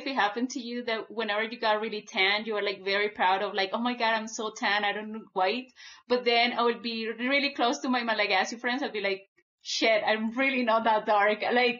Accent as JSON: {"language": "English", "country": "Colombia", "tie": "born or raised there", "moved": "yes", "lives_now": "United States", "said": "I wasn't born there. I was born and raised in Colombia."}